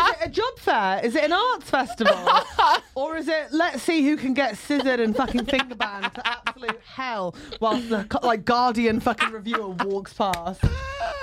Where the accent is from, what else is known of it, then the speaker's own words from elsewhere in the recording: Hampshire, South East England, United Kingdom; I'm from Hampshire.